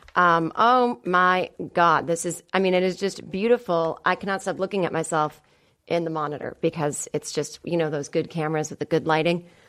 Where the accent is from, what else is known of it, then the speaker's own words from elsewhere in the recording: Boston, Massachusetts, United States; I'm from Boston